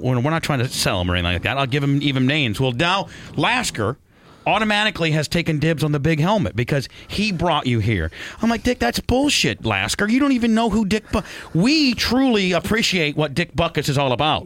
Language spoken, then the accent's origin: English; Warsaw, Indiana, United States; when I was growing up in Indiana